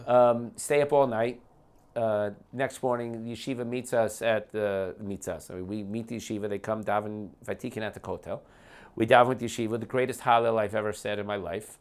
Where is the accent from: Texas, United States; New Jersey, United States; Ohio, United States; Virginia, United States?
New Jersey, United States; West Orange; moved away as an adult; now in Beit Shemesh, Israel; I grew up in West Orange, New Jersey.